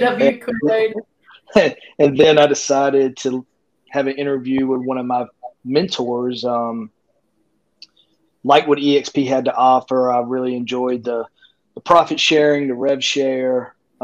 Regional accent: Rocky Mount, North Carolina, United States; also born or lived in Raleigh, North Carolina; I'm from a little town, Rocky Mount, North Carolina, which is about an hour from Raleigh, which is the market I'm

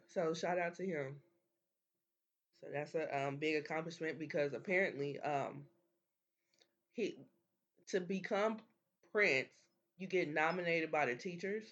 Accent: Kansas City, Missouri, United States; we're from Kansas City.

